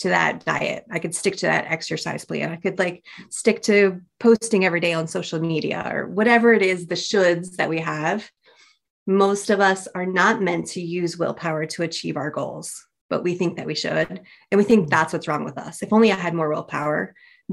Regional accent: United States; I'm definitely American.

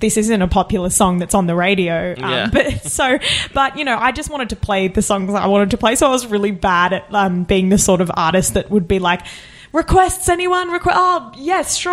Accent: Bowen Mountain, New South Wales, Australia; Out in a place called Bowen Mountain, which is near the Blue Mountains, sort of Bilpin, Hawkesbury side right. of the Blue Mountains

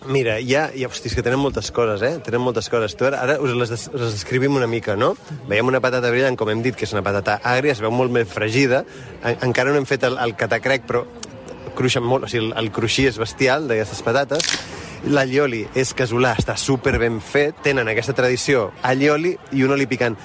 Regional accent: Catalonia, Spain; som catalans

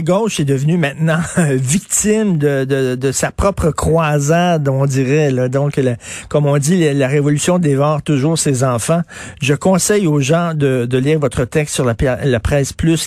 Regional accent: Quebec, Canada; en tant que Québécois francophone

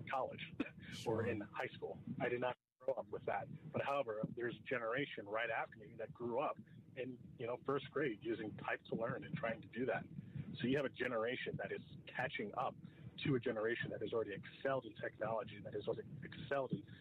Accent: New York, United States; now in Washington, D.C., United States; being a person who's not from not from the, uh, the Baltimore area or from the DC area, I'm originally from New York.

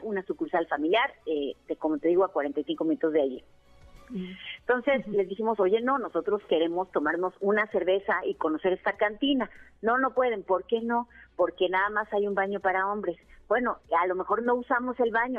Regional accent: Mexico; soy una mexicana

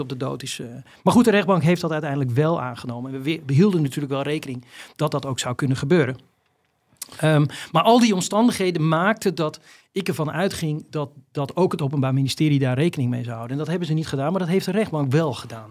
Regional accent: Volendam, North Holland, Netherlands; Omdat ik zelf ook uit Volendam kom

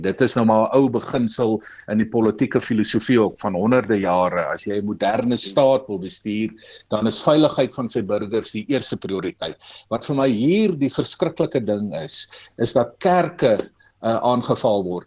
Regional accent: South Africa; ons as Suid-Afrikaners

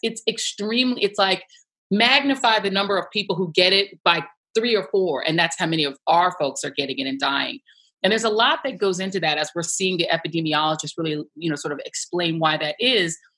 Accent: Denver, Colorado, United States; also born or lived in Brooklyn, New York; I was born in Brooklyn, New York. Um, at two years old, uh, my sister and I, my mom, we moved to Denver, Colorado

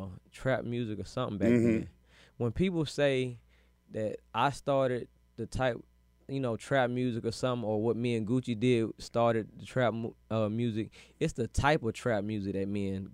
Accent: California, United States; also born or lived in Germany; I've been moving all my life. So, but I really say I'm from the Bay, because that's where I spent all my high school years. That's where I got all my game from.

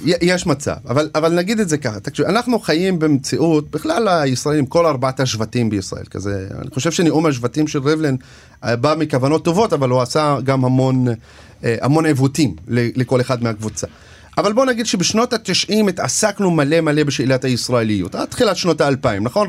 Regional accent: Shefa-'Amr, Northern District, Israel; Hebrew is a second language; גדלתי בשפרעם ולמדתי בבית ספר דרוזי

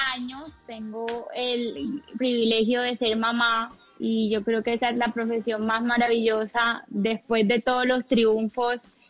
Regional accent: Cartagena, Bolívar, Colombia; salí de aquí de Cartagena a recorrer el mundo

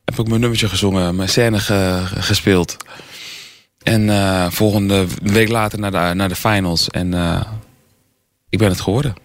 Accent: Almere, Flevoland, Netherlands; ik ben natuurlijk hier eh, geboren, hier opgegroeid

